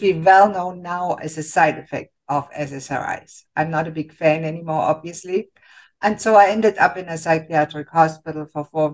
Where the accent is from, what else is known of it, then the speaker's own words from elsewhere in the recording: Germany; moved away as an adult; now in Canada; I grew up in Germany and I became a physician